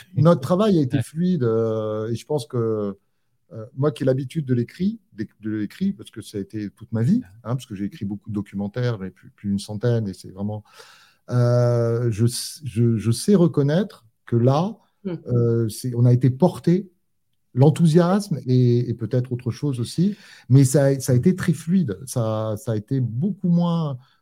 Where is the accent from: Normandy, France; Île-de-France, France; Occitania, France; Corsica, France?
Corsica, France; je suis rentré en Corse